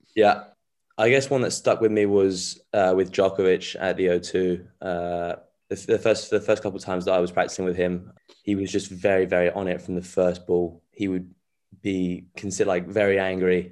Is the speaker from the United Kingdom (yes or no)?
yes; England, United Kingdom; also born or lived in France; they, they came here when I was six months old, so I feel very English by now.